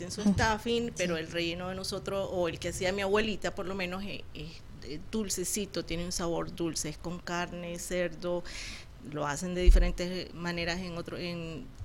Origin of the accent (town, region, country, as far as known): Nicaragua; now in Arizona, United States